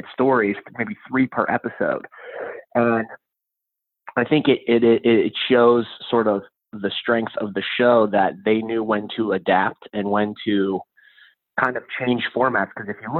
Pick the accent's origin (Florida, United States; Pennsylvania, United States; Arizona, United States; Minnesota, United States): Pennsylvania, United States; Pittsburgh; now in New York, United States